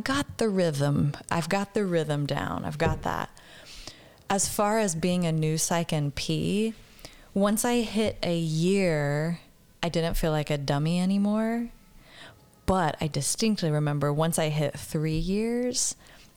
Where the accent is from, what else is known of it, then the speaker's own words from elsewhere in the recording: Oklahoma, United States; I'm from Oklahoma